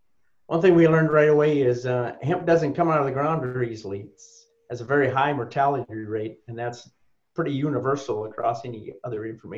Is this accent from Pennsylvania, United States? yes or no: no; Litchfield, North Dakota, United States; No, I'm originally from Litchfield, North Dakota, down in Valley City.